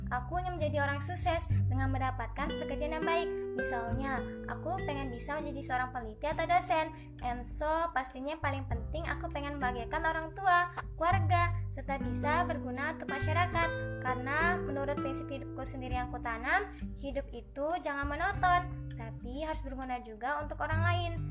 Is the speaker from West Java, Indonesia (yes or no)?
no; Bandar Lampung, Lampung, Indonesia; Asalku dari Bandar Lampung